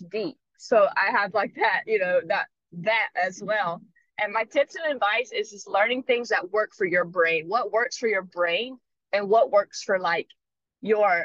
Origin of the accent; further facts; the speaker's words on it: North Carolina, United States; moved away as an adult; now in Hawaii, United States; I'm also 5,000 miles away from home. I'm from North Carolina